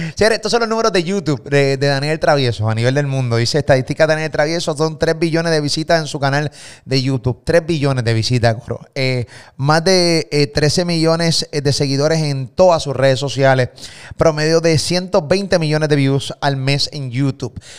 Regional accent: Puerto Rico; Yo vivo en Puerto Rico, eh, soy puertorriqueño

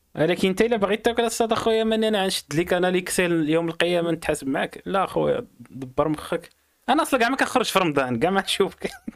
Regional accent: Morocco

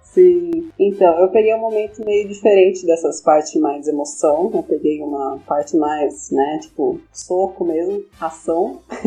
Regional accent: São Paulo, Brazil; sou de São Paulo

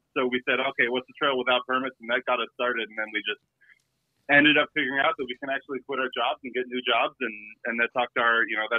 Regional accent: Buffalo, New York, United States; So we're from Buffalo. We're down in PA, like Western Central PA all the time.

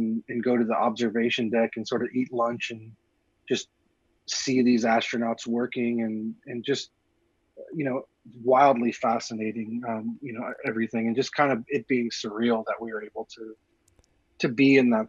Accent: Galveston, Texas, United States; born there; also born or lived in Paris, France; I was born in Galveston, Texas, which is a little bit south of Houston, along the coast. And I lived in about 20 different houses, you know, in my youth. So we moved around quite a bit, including a brief stint in Paris, France.

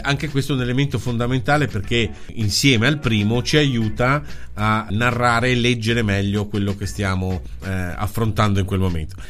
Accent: Liguria, Italy; accent: Ligurian; in Liguria eh, il nostro dialetto, la nostra parlantina, che è riconoscibile in tutto il mondo

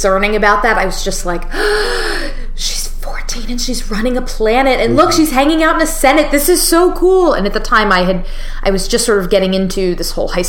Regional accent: Florida, United States; I grew up in Florida

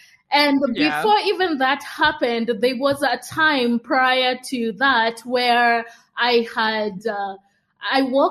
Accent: Kenya; moved away as an adult; also born or lived in Uganda / United States; I'm Kenyan. So I grew up in Kenya, so born and raised.

